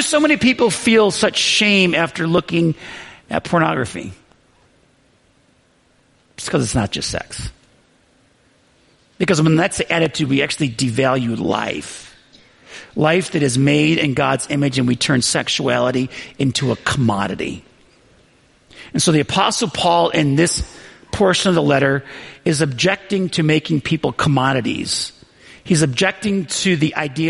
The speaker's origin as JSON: {"language": "English", "region": "Western New York", "country": "United States", "tie": "born or raised there", "said": "I grew up in Western New York, and it gets so cold there"}